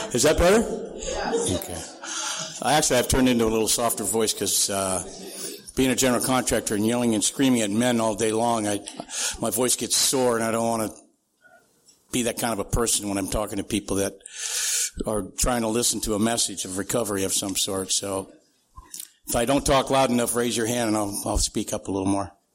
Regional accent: Santee, California, United States; also born or lived in Sioux City, Iowa / Minnesota; I grew up out in East County

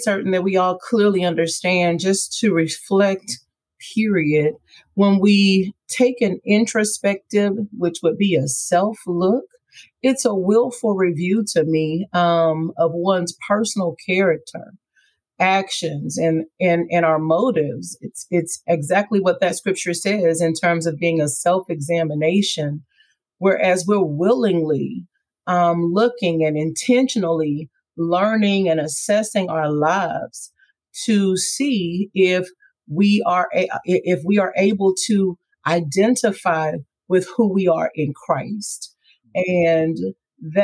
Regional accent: Missouri City, Texas, United States; also born or lived in Houston, Texas; I was born here in Houston, Texas, reared in Missouri City

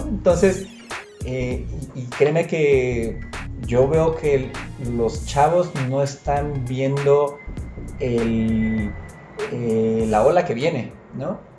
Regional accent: Mexico; como mexicano, como latino

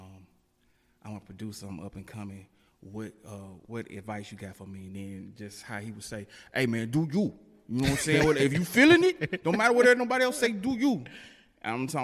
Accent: Jackson, Mississippi, United States; I am from Jackson, Mississippi, born and raised here

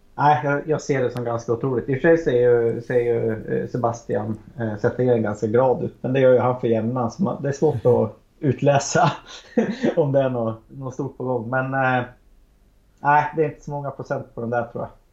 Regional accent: Arbrå, Gävleborg County, Sweden; now in Gävle, Sweden; Vi, vi är ju från samma ställe jag och Magnus. Eh, eller Mini som han kallas. Eh, vi är från Arbro bägge två

